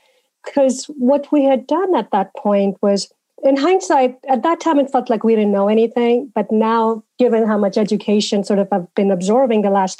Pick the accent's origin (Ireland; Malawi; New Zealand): Malawi; also born or lived in India; now in United States; I grew up in Africa, Malawi, in India, and sort of, you know, that's sort of where my early childhood and living was. Then I came to the U.S.